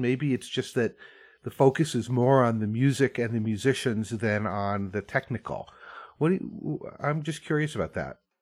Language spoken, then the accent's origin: English; Vermont, United States; I grew up in Vermont and I grew up going to like barn dances